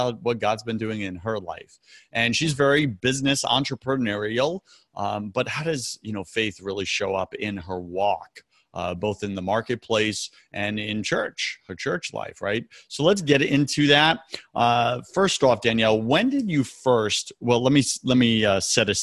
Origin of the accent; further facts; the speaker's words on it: New York, United States; now in Tampa, United States; I'm from New York